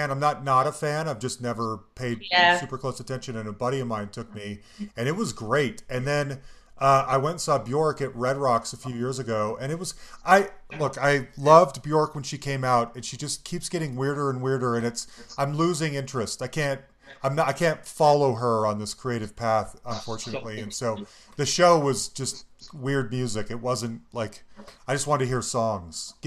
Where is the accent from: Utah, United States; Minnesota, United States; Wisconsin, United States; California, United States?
Utah, United States; Salt Lake City; moved away; also born or lived in Denver / San Francisco; I grew up in Salt Lake City, Utah